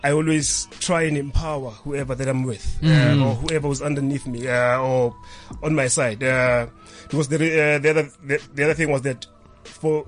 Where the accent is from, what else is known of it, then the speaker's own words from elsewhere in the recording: Johannesburg, Gauteng, South Africa; I was born in Alexander Township, and I was exposed into the traditional dance styles